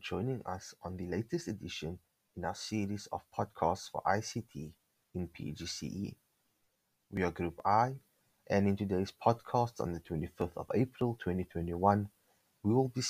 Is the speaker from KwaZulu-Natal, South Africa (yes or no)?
no; Cape Town, Western Cape, South Africa; I am …, and I am from Cape Town as well.